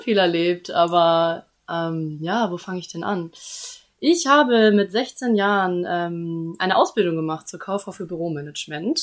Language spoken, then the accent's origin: German; Immenstedt, Schleswig-Holstein, Germany; moved away as an adult; now in Hamburg, Germany; ich komme aus Husum ähm, aus Immen steht, ehrlich gesagt. Das ist jetzt nochmal zehn Kilometer von Husum entfernt, ganz dörflich